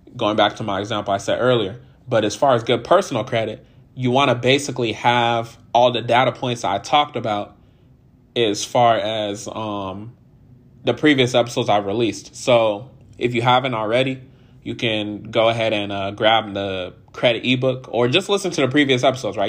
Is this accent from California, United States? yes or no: yes; California, United States; I'm from California originally